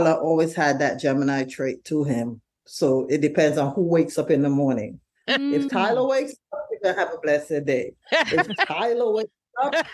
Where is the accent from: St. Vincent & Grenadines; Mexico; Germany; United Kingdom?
St. Vincent & Grenadines; now in Brooklyn, United States; we're from St. Vincent originally